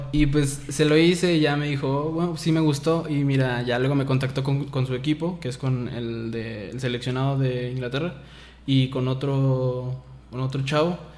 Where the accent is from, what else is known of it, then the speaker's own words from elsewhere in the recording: Lagos de Moreno, Jalisco, Mexico; nací aquí en Lagos de Moreno y tengo 20 años